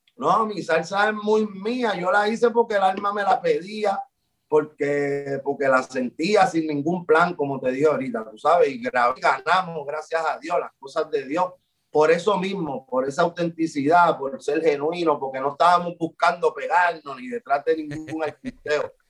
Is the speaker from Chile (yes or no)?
no; Puerto Rico